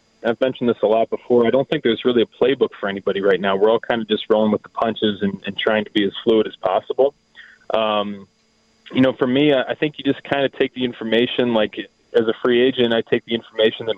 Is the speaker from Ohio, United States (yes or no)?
yes; Cincinnati, Ohio, United States; I grew up in the Cincinnati area